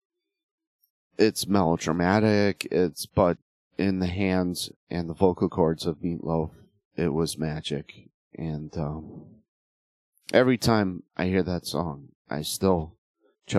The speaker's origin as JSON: {"language": "English", "region": "Connecticut", "country": "United States", "tie": "born or raised there", "moved": "yes", "lives_now": "Western Tennessee, United States", "said": "I was born and raised in Connecticut. I'm now living in Western Tennessee"}